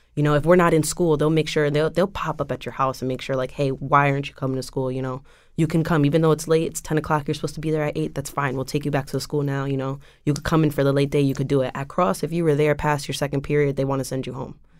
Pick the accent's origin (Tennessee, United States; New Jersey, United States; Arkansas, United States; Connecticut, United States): Connecticut, United States; West Haven; I am originally from West Haven. I grew up in West Haven with my mom and my little brothers